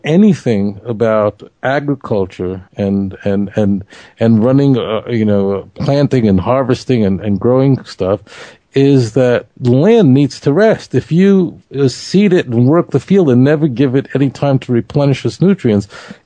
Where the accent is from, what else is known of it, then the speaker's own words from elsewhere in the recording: New York City, New York, United States; growing up in Brooklyn